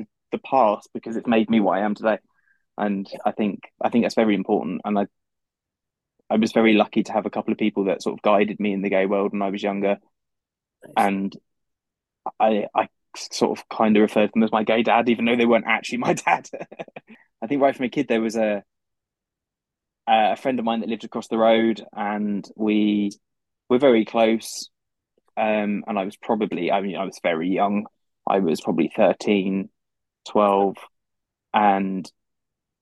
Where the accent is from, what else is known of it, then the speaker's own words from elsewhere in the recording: London, United Kingdom; I'm from London in the UK.